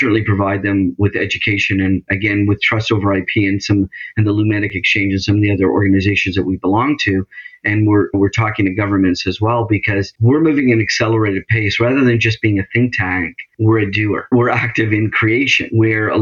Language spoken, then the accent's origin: English; Canada; also born or lived in Toronto area; I'm in the Toronto area, so I'm Canadian.